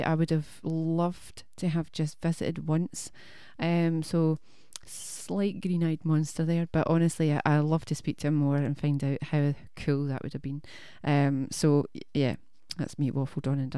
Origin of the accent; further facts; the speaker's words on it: Scotland, United Kingdom; we're Scottish